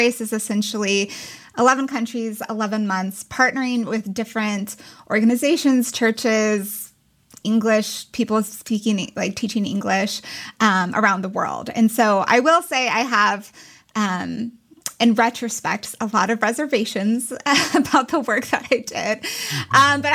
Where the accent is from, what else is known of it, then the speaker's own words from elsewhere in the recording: Castle Rock, Colorado, United States; moved away; I grew up in Castle Rock